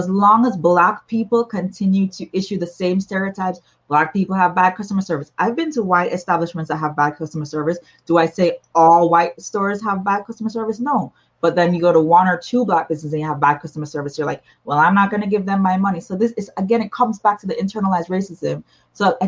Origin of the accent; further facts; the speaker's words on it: Jamaica; I'm from the Caribbean, I'm from Jamaica